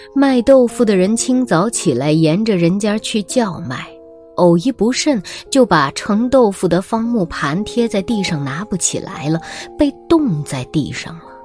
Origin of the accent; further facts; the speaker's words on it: northern China, China; now in Xiamen, China; 虽然我是南方人啊，但我的童年时期是在北方度过的